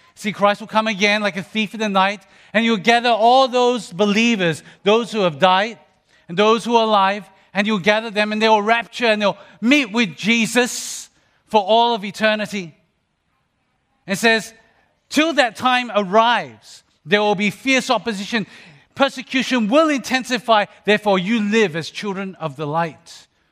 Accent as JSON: {"language": "English", "country": "Australia", "tie": "born or raised there", "said": "when I was a young person growing up in Australia"}